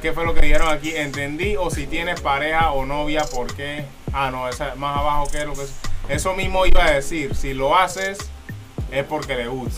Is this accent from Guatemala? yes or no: no; Panama; Y nos preguntan ahí que de dónde somos, de Panamá.